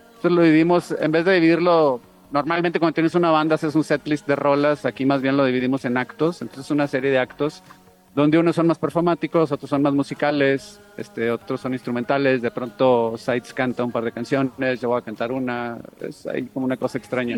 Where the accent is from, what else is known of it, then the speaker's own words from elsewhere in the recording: Monterrey, Nuevo León, Mexico; yo soy de Monterrey